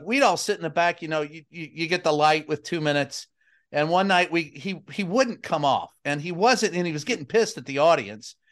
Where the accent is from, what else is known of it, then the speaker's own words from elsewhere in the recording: Kentucky, United States; growing up in Kentucky